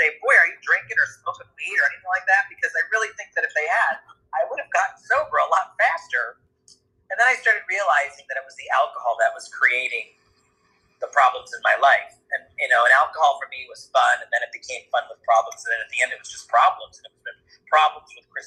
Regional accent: New Hampshire, United States; I grew up in New Hampshire

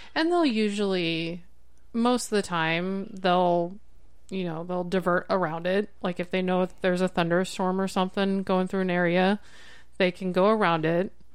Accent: Bellevue, Nebraska, United States; growing up in Bellevue, we lived on the flight path

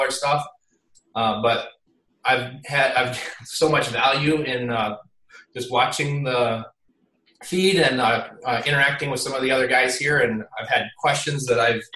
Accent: Grand Rapids, Michigan, United States; I'm from Grand Rapids, Michigan

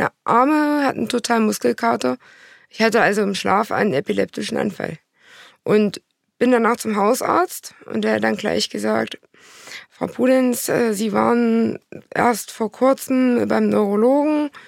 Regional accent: Thuringia, Germany; Ich komme aus Nordthüringen, aus einem ganz kleinen Dorf

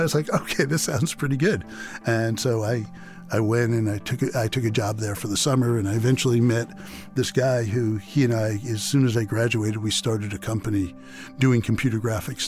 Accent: New York City, New York, United States; moved away; neighborhood I grew up in Queens

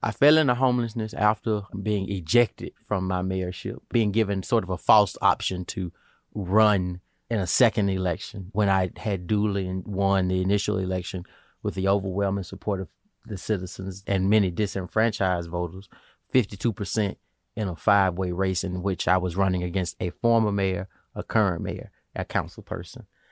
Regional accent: small city in Alabama, United States; now in Pennsylvania, United States; my hometown, but the city where my grandfather grew up, my father grew up

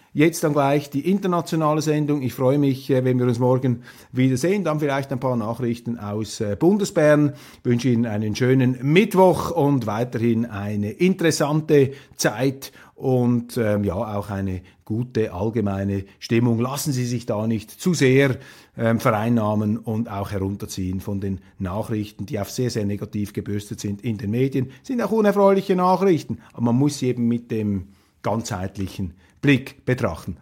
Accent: Switzerland; als Schweizer

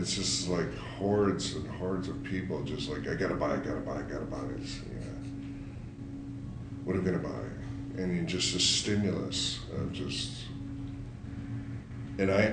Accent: San Jose, California, United States; I grew up in San Jose, which had a lot of malls

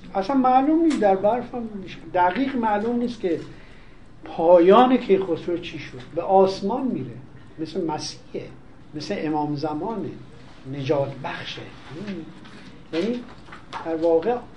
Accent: Iran; ما ایرانی هستیم

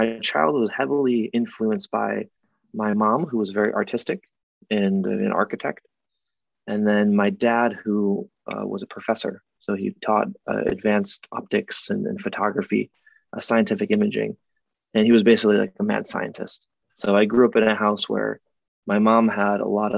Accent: Rochester, New York, United States; I grew up in Rochester, New York, which is part of the Rust Belt in upstate New York.

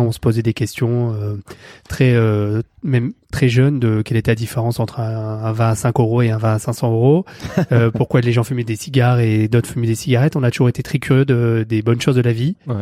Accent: south of France, France; now in Paris, France; Je suis parisien d'adoption. Je viens du sud de la France à la base

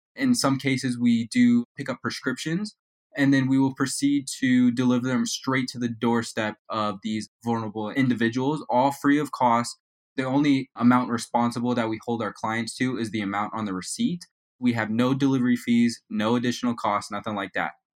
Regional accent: Las Vegas, Nevada, United States; also born or lived in Reno, Nevada; I am from Las Vegas, Nevada

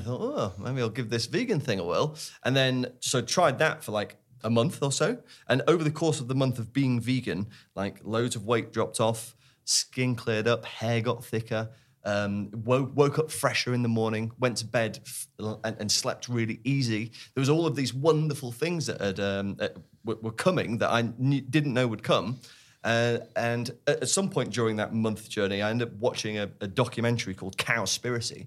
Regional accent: Sheffield, Yorkshire and the Humber, United Kingdom; We grew up in Sheffield

